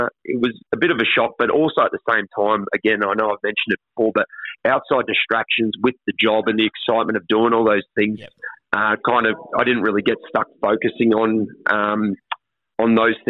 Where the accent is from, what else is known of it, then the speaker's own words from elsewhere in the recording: Sunshine Coast, Queensland, Australia; also born or lived in Ipswich, Queensland; grew up as a Sunny Coast junior when I moved up here when I was 12 from Ipswich